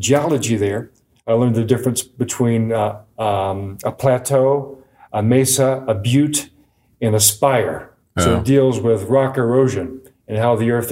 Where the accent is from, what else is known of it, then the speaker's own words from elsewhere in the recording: Georgia and the Carolinas, Southeast, United States; moved away as an adult; also born or lived in Virginia; now in Arizona, United States; as a kid in Georgia and in the Carolinas